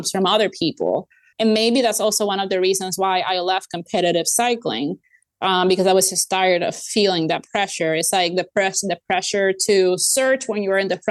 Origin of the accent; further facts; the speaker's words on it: Puerto Rico; moved away; I come from Puerto Rico